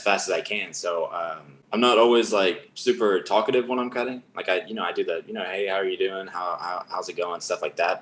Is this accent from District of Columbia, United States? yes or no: no; Arlington, Texas, United States; also born or lived in Georgia, United States / Austin, Texas; I moved I moved to Arlington when I was